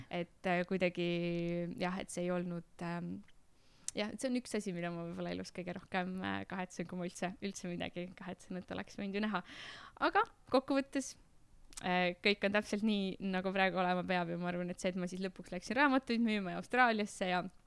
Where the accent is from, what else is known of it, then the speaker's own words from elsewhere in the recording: Tartu, Tartu County, Estonia; ma olen Tartust pärit ja siis ma Tartu linna peal müüsin jäätist